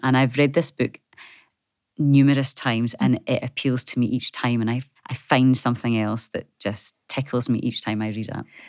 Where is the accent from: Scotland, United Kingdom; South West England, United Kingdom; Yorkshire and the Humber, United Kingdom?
Scotland, United Kingdom; moved away as an adult; also born or lived in Wisconsin, United States; growing up in a small community in Scotland